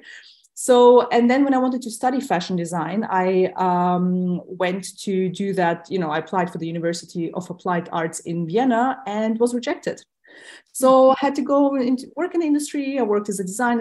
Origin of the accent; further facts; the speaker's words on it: Tajikistan; first language Russian; English is a second language; I myself was born in Tajikistan, which was part of the USSR back then.